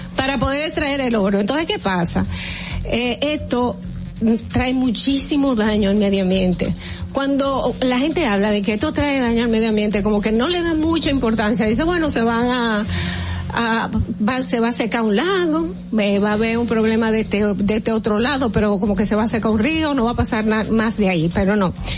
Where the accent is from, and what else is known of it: Dominican Republic